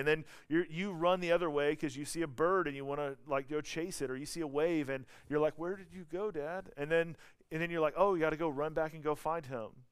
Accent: the South, United States; accent: Southern; I'm from the South

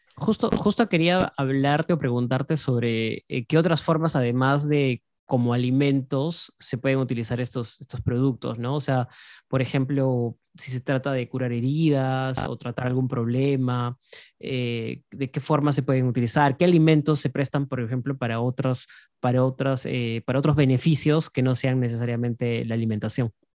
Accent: Cusco, Peru; yo que vengo de Cusco

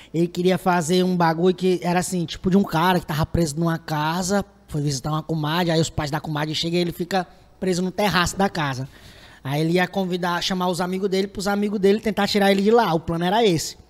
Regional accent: Fortaleza, Ceará, Brazil; eu sou do Pirambu

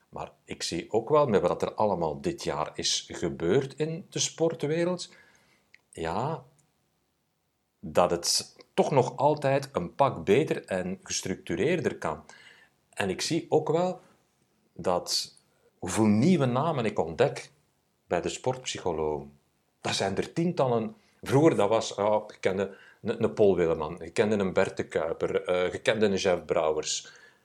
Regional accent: Sint-Niklaas, Flanders, Belgium; als een klein manneke, ik ben van Sint-Niklaas

